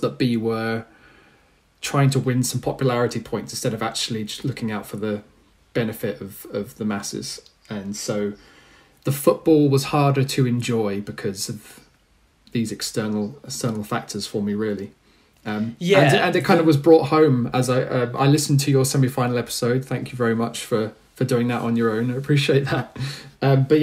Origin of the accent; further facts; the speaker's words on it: England, United Kingdom; as English football fans